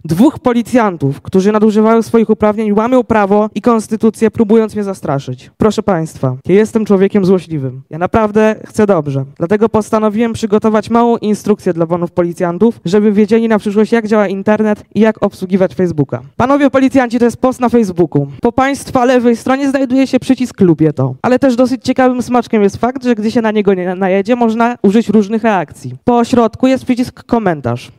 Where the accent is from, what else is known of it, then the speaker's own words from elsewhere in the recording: Krapkowice, Opole Voivodeship, Poland; w marcu skończę 15 lat i przyjechałem z Krapkowic na Opolszczyźnie